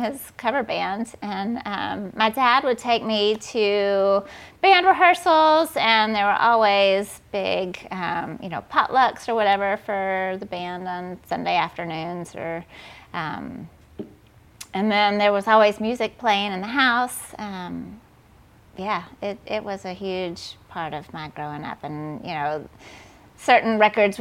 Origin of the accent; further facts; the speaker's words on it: Columbus, Georgia, United States; moved away as an adult; also born or lived in Atlanta, Georgia; now in Nashville, United States; I grew up in Columbus, Georgia, which is a little town about an hour and a half south of Atlanta